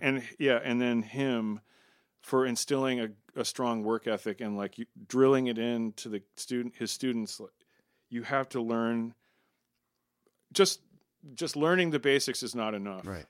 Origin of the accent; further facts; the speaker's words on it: Maryland, United States; we grew up in Maryland, outside of D.C in the suburbs